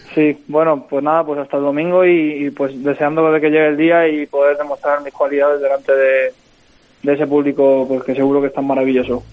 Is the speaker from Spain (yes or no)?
yes; Los Santos de la Humosa, Community of Madrid, Spain; also born or lived in Guadalajara; Yo soy de, sí, de un pueblo de Madrid que se llama Los Santos de la moza. Está muy cerca de Alcalá de Henares